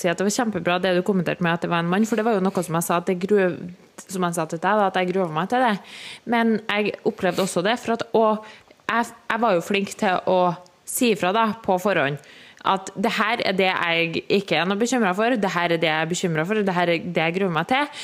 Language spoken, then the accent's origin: Norwegian; Trøndelag, Norway; moved away; da var jeg jo hjemme i Trøndelag